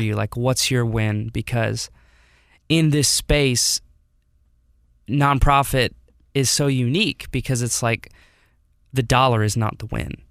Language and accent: English; Detroit, Michigan, United States; moved away as an adult; now in Oakville, Missouri, United States; I was born here, moved to Detroit in two thousand six, and lived there until twenty seventeen